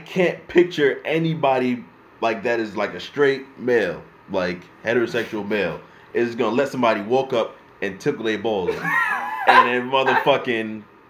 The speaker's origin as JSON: {"language": "English", "region": "New York", "country": "United States", "said": "we got to let it be known that we're from New York."}